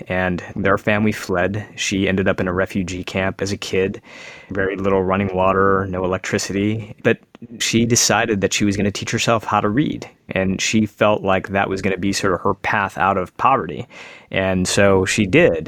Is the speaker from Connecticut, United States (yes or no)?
no; suburban Michigan, United States; I'm an Indian kid now growing up in America. I live in suburban Michigan